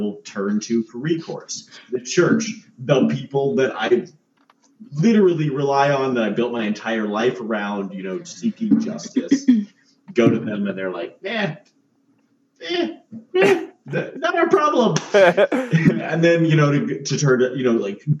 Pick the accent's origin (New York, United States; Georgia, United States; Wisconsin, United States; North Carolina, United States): North Carolina, United States; I grew up in North Carolina